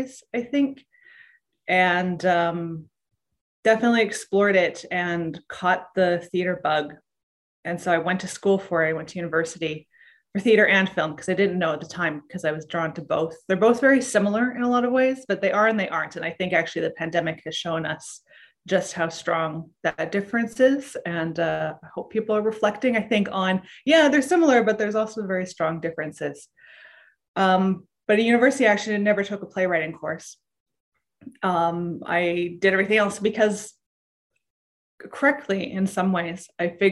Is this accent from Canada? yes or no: yes; Whitehorse, Yukon, Canada; I grew up in Whitehorse, Yukon, which is a small city.